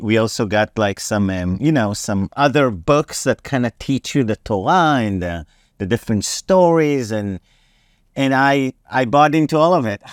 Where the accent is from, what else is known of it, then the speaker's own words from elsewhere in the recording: Herzliya, Tel Aviv District, Israel; English is a second language; moved away as an adult; also born or lived in New York; now in United States; I was born and raised in Herzliya